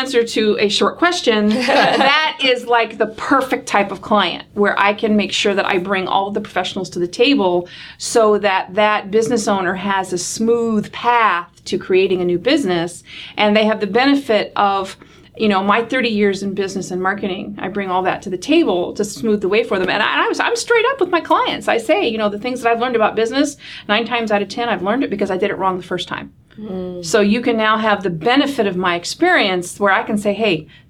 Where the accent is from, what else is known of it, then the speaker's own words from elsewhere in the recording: Michigan, United States; there's a Michigander. Absolutely. Sure. I grew up in the Michiana area, to be more specific.